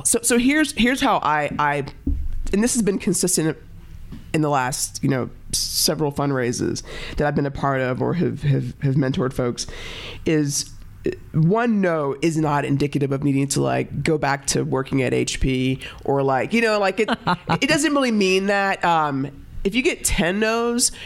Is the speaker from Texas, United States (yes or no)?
yes; Dallas, Texas, United States; now in Boulder, United States; I grew up in Dallas